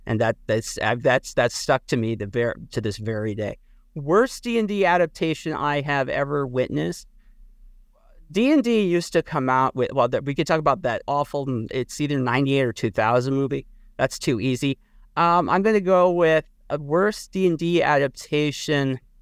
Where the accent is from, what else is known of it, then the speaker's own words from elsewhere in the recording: Midwest, United States; I come from the Midwest